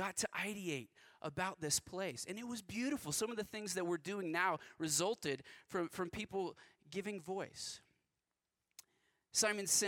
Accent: West Texas, United States; I grew up in West Texas

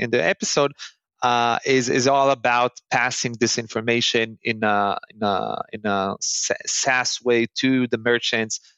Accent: Northern District, Israel; moved away as an adult; now in Tel Aviv, Israel; I was born and raised in Israel.

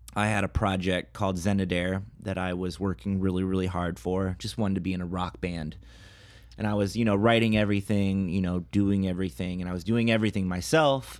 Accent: Toledo, Ohio, United States; moved away; my hometown, Toledo, Ohio

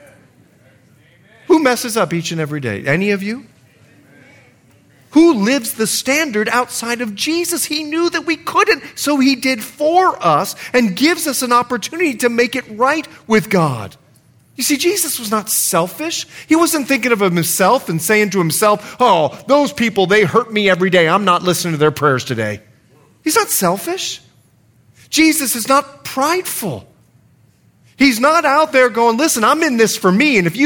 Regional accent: Bahamas; also born or lived in Liberia; now in United States; grew up in the Bahamas where there was a financial crisis

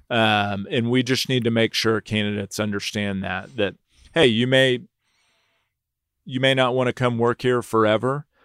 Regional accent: Houston, Texas, United States; also born or lived in Nashville, Tennessee / New York; I was born in Nashville, Tennessee, uh, moved to Houston when I was three years old

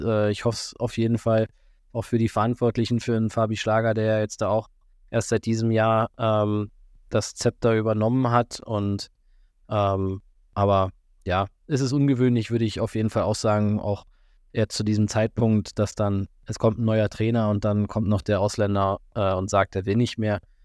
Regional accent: Füssen, Bavaria, Germany; bei uns in Füssen

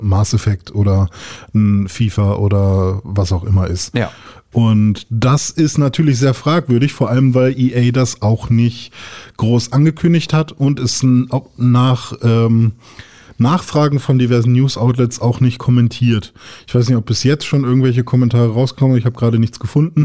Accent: Germany; bei uns in Deutschland

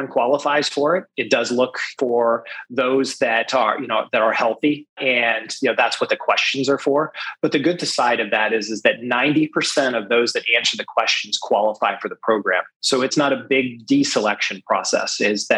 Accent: Greenville, Ohio, United States; moved away; I was born in Greenville, Ohio, and grew up there and through high school

